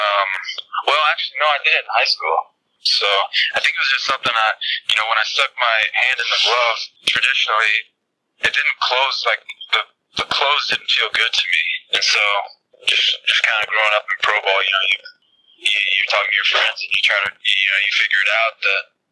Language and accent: English; Texas, United States; moved away; I grew up in Texas